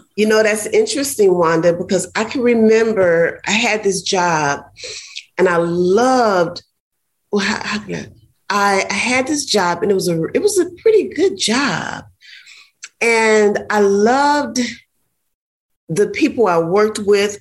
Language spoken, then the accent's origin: English; Ohio, United States; now in Florida, United States; I grew up in Ohio, and so we have a lot of nature parks